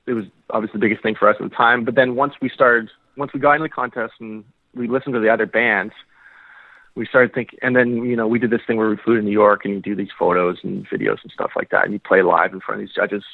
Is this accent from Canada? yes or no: yes; Saskatoon, Saskatchewan, Canada; we're from Saskatoon